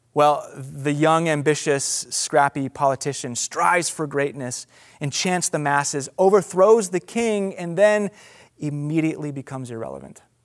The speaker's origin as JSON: {"language": "English", "country": "United States", "said": "as an American"}